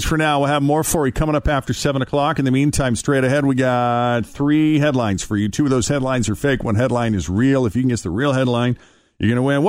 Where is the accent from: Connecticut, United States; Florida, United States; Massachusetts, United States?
Massachusetts, United States; Boston; moved away; I grew up in Boston, so that's a big Red Sox thing.